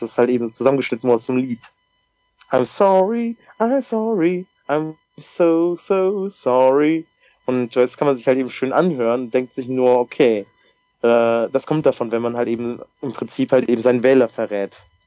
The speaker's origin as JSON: {"language": "German", "country": "Germany", "said": "bei uns in Deutschland"}